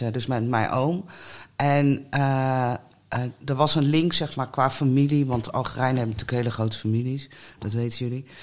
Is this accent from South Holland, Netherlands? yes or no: yes; The Hague, South Holland, Netherlands; toen woonden we al in de Korte Houtstraat. Mijn ouders hebben ook... Mijn vader komt uit Algerije en mijn moeder is Portugees. En die hebben elkaar hier in Den Haag leren kennen.